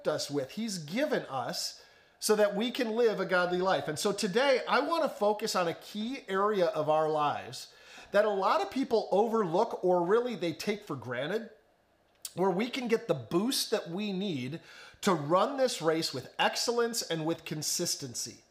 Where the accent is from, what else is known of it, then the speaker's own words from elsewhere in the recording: the Chicago suburbs, Illinois, United States; moved away; growing up in the Chicago suburbs